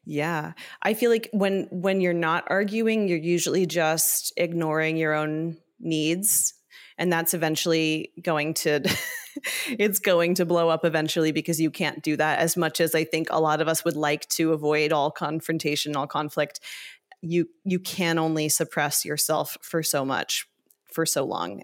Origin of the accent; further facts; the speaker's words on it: Ohio and Northern Kentucky, Midwest, United States; also born or lived in Southern California; I grew up mostly in the Midwest, um, in Ohio and Northern Kentucky